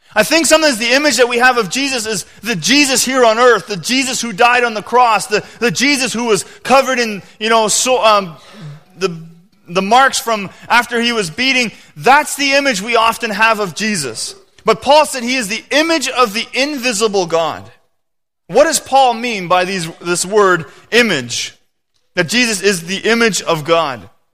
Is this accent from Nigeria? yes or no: no; Canada; I am a Canadian, you know, citizen